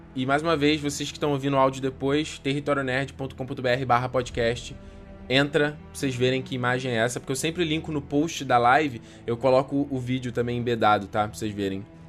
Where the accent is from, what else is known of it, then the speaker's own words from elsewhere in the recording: Brazil; A gente é do Brasil